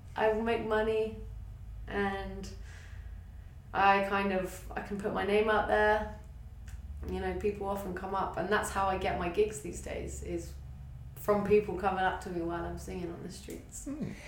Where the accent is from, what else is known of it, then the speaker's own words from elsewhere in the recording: England, United Kingdom; moved away as an adult; now in Australia; I grew up in a small town in England